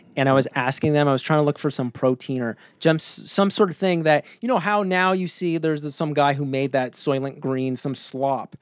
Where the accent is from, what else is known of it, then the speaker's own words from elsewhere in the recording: rural Ontario, Canada; living up in the middle of nowhere in Canada, uh, Ontario nowhere